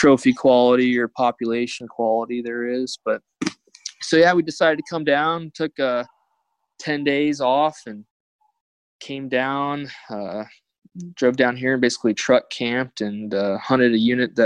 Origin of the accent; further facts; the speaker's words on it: Arizona, United States; also born or lived in Montana; I grew up in Arizona